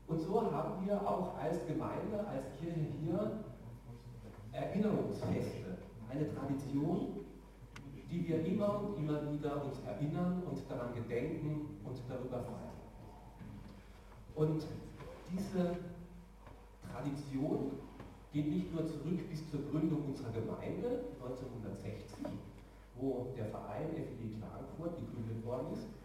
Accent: Karlsruhe, Baden-Württemberg, Germany; In meiner Heimat in Karlsruhe wird nicht der 10. Oktober gefeiert, weil es für die dort keine Bedeutung hat.

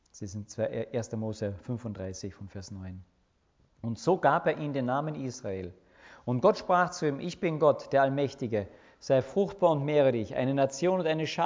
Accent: Austria; Wir sind doch gute Österreicher, gell?

